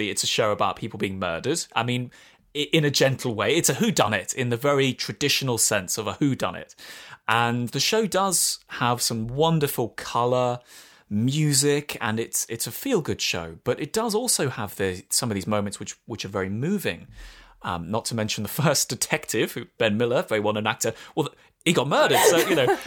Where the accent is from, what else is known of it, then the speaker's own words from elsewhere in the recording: England, United Kingdom; also born or lived in France; I'm English and I lived in France for a few years